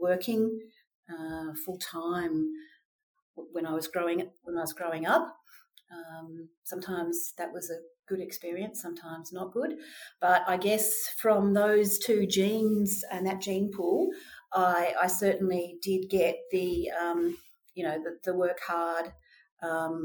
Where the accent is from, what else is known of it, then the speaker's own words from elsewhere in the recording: Melbourne, Victoria, Australia; I was born in Australia, in Melbourne